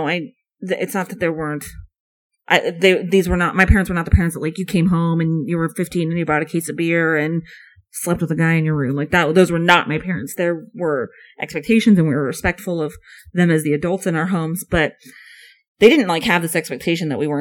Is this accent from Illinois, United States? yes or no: no; California, United States; And I grew up in California, which is very liberal.